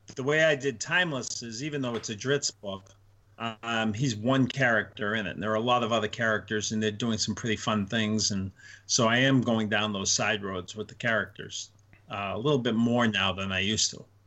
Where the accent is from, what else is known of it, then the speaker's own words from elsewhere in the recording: Northeast, United States; I'm Italian from Northeast